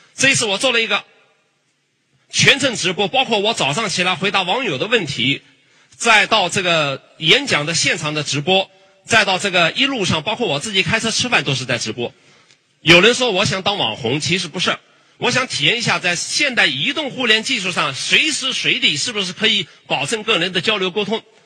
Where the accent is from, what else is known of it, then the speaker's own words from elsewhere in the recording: China; 我们中国人